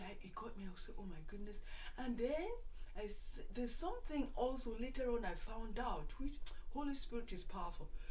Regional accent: Nigeria; moved away as an adult; I went to school in Nigeria, elementary, high school, and then came over here for college

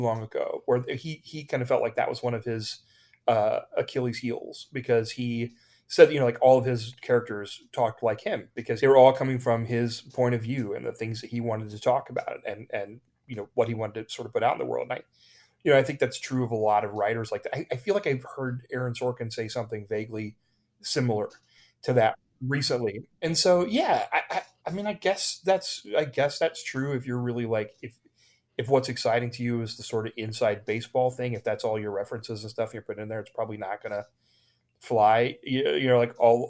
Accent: Ohio, United States; moved away as an adult; also born or lived in New York; now in Los Angeles, United States; I grew up in Ohio in a very small town close to there

